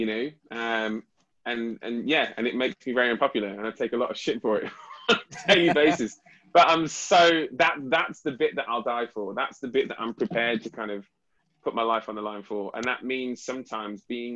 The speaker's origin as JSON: {"language": "English", "country": "United Kingdom", "said": "as a British"}